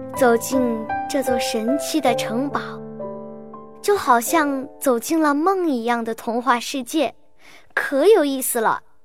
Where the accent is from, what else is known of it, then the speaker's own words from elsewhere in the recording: Liuyang, Hunan, China; 我只是一个来自湖南的普通孩子